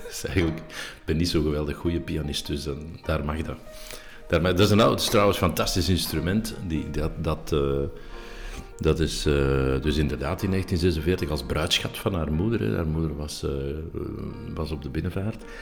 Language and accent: Dutch; Schoten, Flanders, Belgium; in Schoten, dus mijn geboortedorp